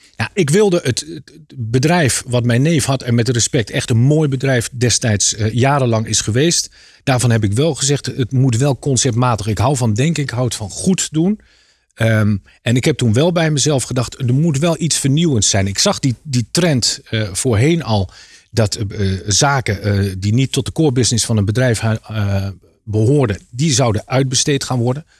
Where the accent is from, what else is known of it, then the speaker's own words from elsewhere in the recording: Apeldoorn, Gelderland, Netherlands; moved away as an adult; also born or lived in Harderwijk / Leiden / Rotterdam; Oorspronkelijk kom ik uit Apeldoorn. Ja. Daar heb ik tot mijn achttiende gewoond